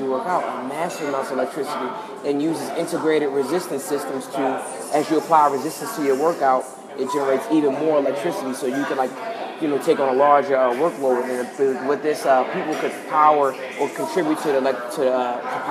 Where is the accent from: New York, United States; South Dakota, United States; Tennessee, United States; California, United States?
New York, United States; I'm from New York